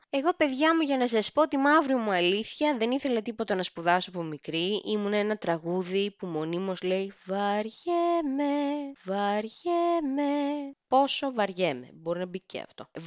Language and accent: Greek; Lamia, Central Greece, Greece; είμαι μίση από τη Λαμία, είμαι μίση από την Ξάνθη, η μαμά μου είναι από την πανέμορφη Ξάνθη